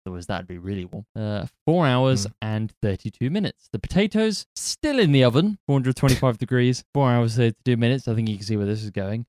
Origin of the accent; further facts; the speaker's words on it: United Kingdom; we're British, so we're cynical by default